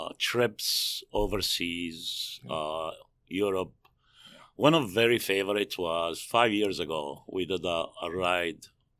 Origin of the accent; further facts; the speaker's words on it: Jerusalem, Jerusalem District, Israel; now in United States; So I grew up in Jerusalem. Okay. I moved to U.S. in 82.